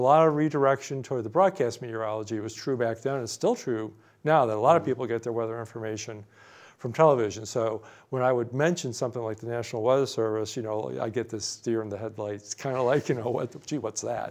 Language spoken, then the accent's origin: English; Chicago, Illinois, United States; moved away as an adult; now in New Jersey, United States; growing up in Chicago, my dad would get the pizza